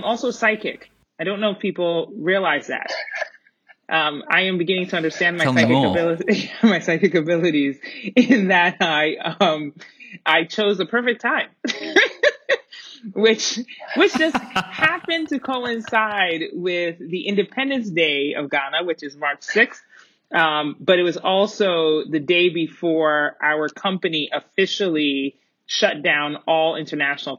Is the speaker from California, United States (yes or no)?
no; Colorado Springs, Colorado, United States; also born or lived in Middletown, Connecticut; born in Middletown, Connecticut, a very lively city. And grew up, I call my hometown Colorado Springs, Colorado